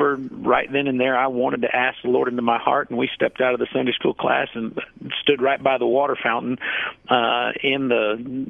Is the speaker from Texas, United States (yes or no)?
yes; San Antonio, Texas, United States; I've been a native of San Antonio all my life